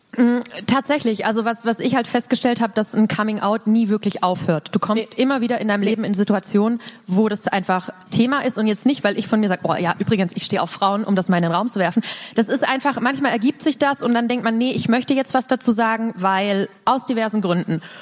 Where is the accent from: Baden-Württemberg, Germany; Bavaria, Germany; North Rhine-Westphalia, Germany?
Baden-Württemberg, Germany; ich komme halt aus dem Dorf, Dorf mhm. ähm, aus Baden-Württemberg